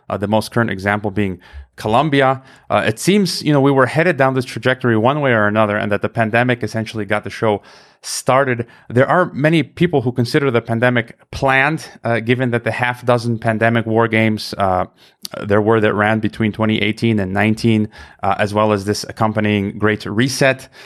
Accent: United States; I was born in America

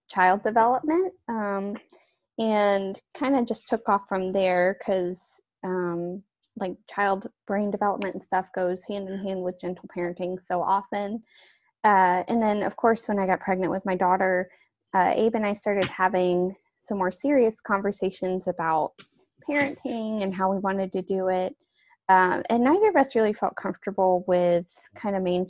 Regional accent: Western North Carolina, United States; now in Florida, United States; I am originally from Western North Carolina, but I currently live in Florida

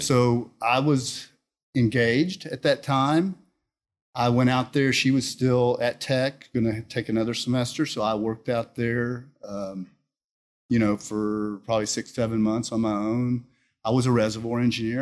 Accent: Houston, Texas, United States; I grew up here in Houston. Okay. I was born in Houston

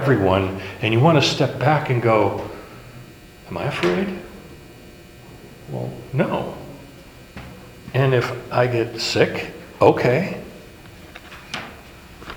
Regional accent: Hawaii, United States; growing up in Hawaii, there's a statue in front of the state capitol

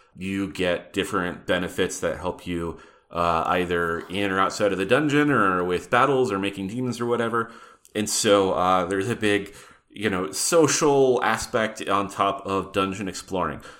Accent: Butte, Montana, United States; growing up in Butte, Montana

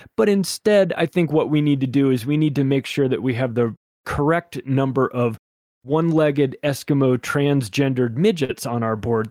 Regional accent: Palm Springs, California, United States; I grew up in Palm Springs, California, which has a huge gay community there.

